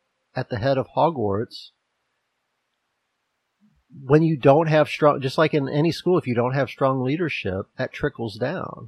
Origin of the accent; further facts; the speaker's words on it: United States; as an American